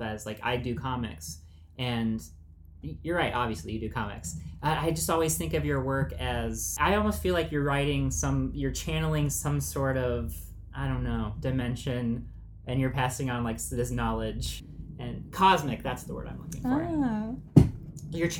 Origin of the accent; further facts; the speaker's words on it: Phoenix, Arizona, United States; now in Los Angeles, United States; I come from Phoenix